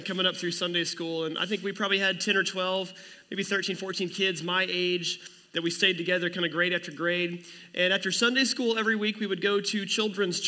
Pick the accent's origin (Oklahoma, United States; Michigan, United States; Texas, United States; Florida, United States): Oklahoma, United States; near Commerce; we started attending the First Assembly of God Church in Commerce, Oklahoma, which is right next to my hometown